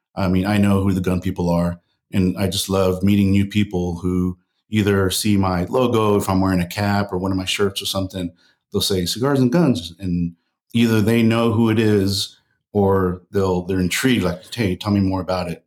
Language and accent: English; El Paso, Texas, United States; I grew up in El Paso, Texas